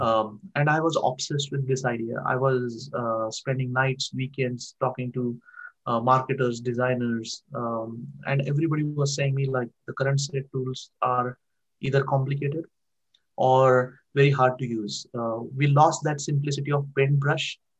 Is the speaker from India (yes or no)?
yes; Barshi, Maharashtra, India; moved away as an adult; now in United States; I born in a very small town in India, um, in Maharashtra state. There is a, a small town called uh, named Barshi, where I grew up